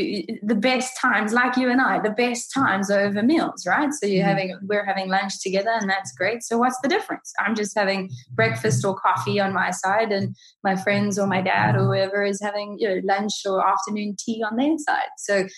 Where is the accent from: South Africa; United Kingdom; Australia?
South Africa; I'm in my 30s, so South Africa had kind of gone through their kind of more kind of stressful times, and we were coming out of tha